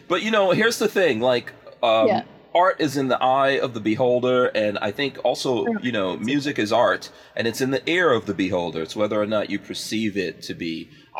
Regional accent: Far Rockaway, New York, United States; I grew up in Far Rockaway, which is Queens.

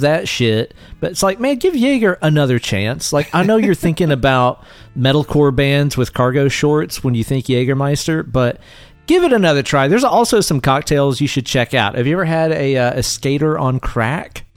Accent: Tennessee, United States; we are both Tennessee boys

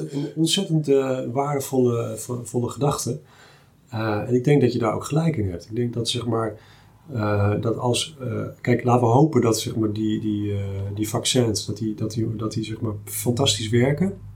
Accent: Achterhoek, Gelderland, Netherlands; also born or lived in Twente; ik kom uit de Achterhoek en eh, eh, ook naar Twente

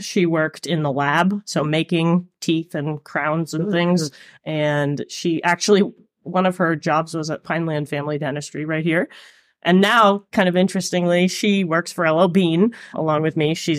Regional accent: New Gloucester, Maine, United States; my parents are not from Maine, so I'm not sure if I'm a true Mainer or not, depending on your definition.

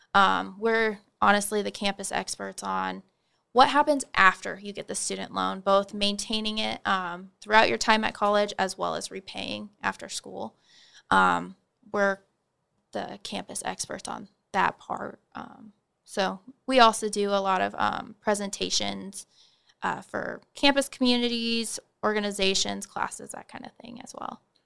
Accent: Holdrege, Nebraska, United States; moved away as an adult; now in Manhattan, Kansas, United States; I'm originally from Holdridge, Nebraska

